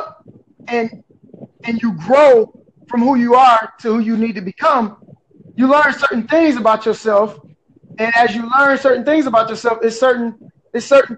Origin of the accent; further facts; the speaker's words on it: Detroit, Michigan, United States; now in Port Huron, United States; I'm actually originally from Detroit, Michigan.